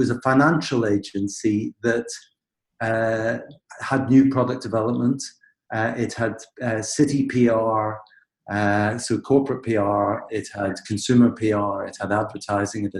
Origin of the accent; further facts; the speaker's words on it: Belfast, Northern Ireland, United Kingdom; moved away; I come from Belfast in Northern Ireland, and I grew up in the Protestant community there